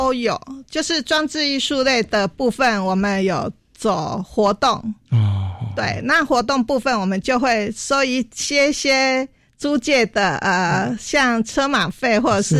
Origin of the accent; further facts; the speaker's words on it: Longtan, Taoyuan, Taiwan; 我们龙潭人，因为我们来自于龙潭